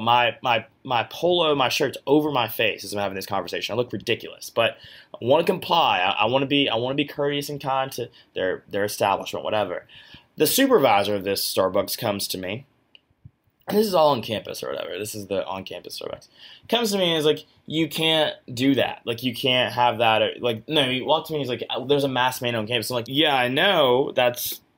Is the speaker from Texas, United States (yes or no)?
no; Georgia, United States; My home state of Georgia